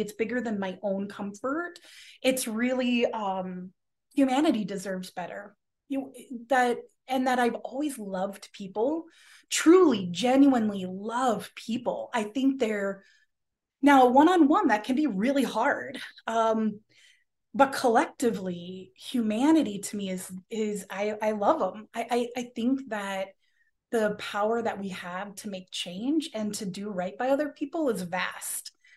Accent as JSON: {"language": "English", "town": "Los Angeles", "region": "California", "country": "United States", "tie": "born or raised there", "moved": "as an adult", "lives_now": "Minnesota, United States", "said": "I'm originally from Los Angeles, and, um, growing up in California"}